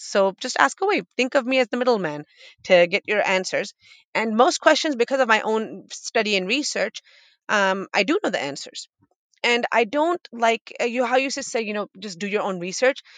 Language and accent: English; Boston, Massachusetts, United States; moved away as an adult; also born or lived in Wisconsin; now in Texas, United States; That's my hometown. I'm from Boston, Massachusetts